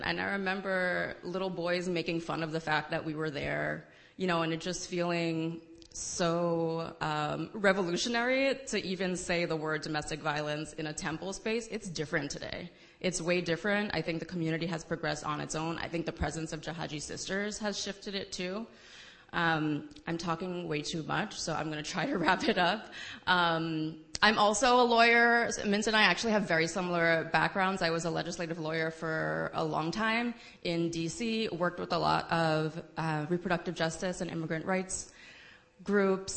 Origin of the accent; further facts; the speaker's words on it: New York City, New York, United States; I am born and raised in the Bronx, New York